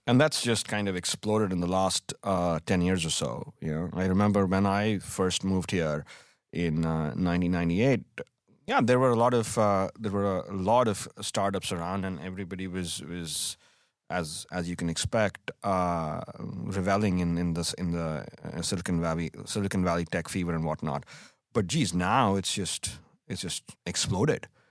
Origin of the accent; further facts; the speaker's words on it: India; moved away as an adult; also born or lived in Delhi, India; now in United States; growing up in India